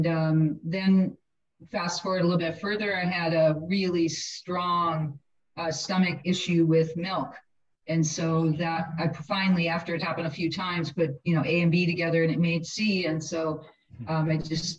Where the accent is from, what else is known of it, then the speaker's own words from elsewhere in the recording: Milwaukee, Wisconsin, United States; Growing up in Milwaukee, we had amazing cheese and bratwurst